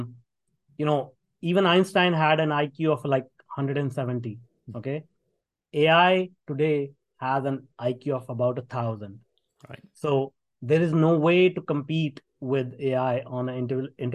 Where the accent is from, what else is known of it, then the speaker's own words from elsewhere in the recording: India; moved away; If people can tell from my accent, I grew up in India. And I grew up in a very small town.